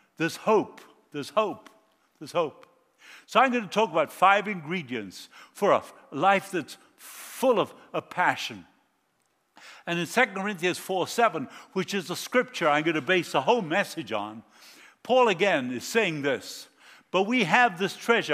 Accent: Argentina; moved away; I was born in South America. I grew up in Argentina

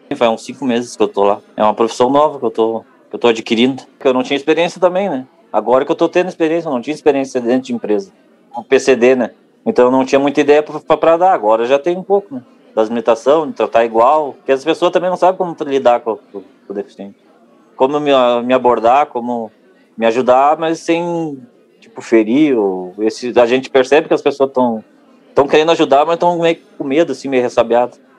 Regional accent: Cachoeirinha, Rio Grande do Sul, Brazil; sou de Cachoeirinha, uma cidade ao lado de Porto Alegre.

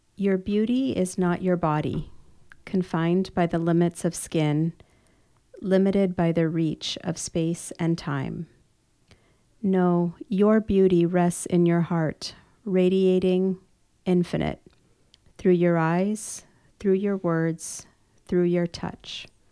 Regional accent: Chicago, Illinois, United States; now in Orange County, United States; I grew up in Chicago

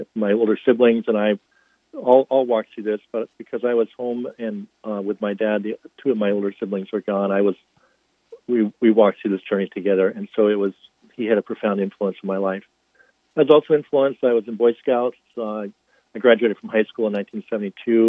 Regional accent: North Hampton, New Hampshire, United States; now in Boston, United States; I grew up in Northampton, New Hampshire, about an hour north of Boston. It's in the little wedge of New Hampshire that's called the Seacoast

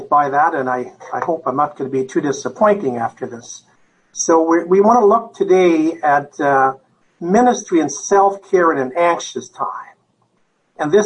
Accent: Canada; moved away as an adult; now in United States; I'm a Canadian, so I haven't lived in the United States other than the last 15 years

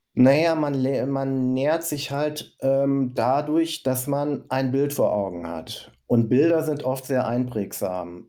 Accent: Recklinghausen, North Rhine-Westphalia, Germany; Ich komme aus Recklinghausen

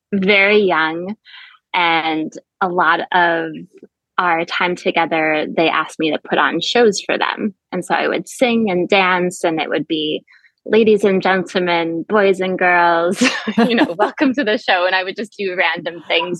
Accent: suburb of Albany, New York, United States; also born or lived in Montreal, Quebec, Canada; now in Florida, United States; I then moved to the States when I was six years old to a suburb of Albany, New York. And so did all of my schooling in the Albany area

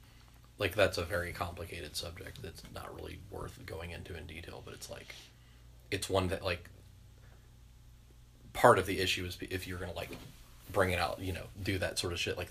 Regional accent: Kentucky, United States; I grew up in Kentucky

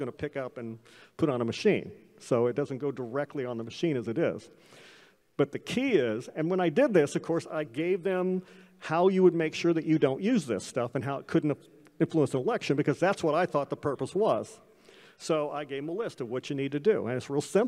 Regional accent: Illinois, United States; now in Florida, United States; I was a Republican from Illinois

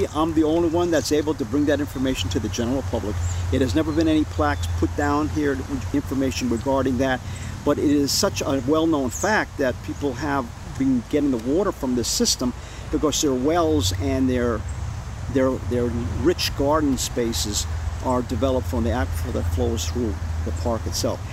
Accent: New York City, New York, United States; now in Pittsfield, United States; I grew up in New York City

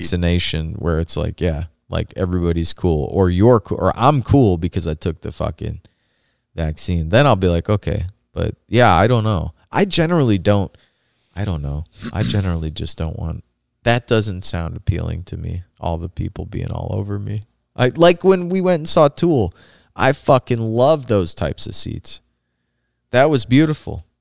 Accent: Rust Belt, Indiana, United States; growing up in the Rust Belt

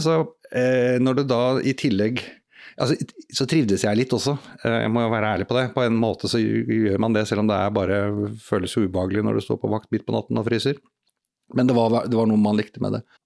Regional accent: Norway; jeg er jo bare nordmann

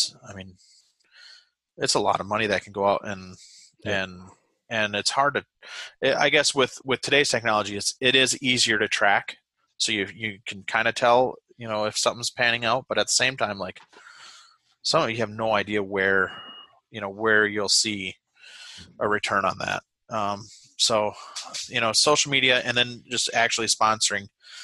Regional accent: Wisconsin, United States; moved away as an adult; now in New Hampshire, United States; growing up in Wisconsin

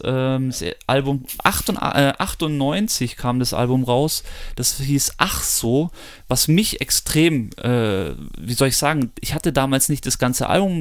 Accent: Munich, Bavaria, Germany; wir sind aus München oder um München rum.

